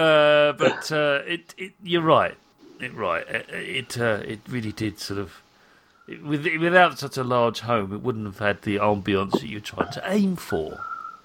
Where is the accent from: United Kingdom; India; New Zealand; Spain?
United Kingdom; now in Europe; as a British person living in Europe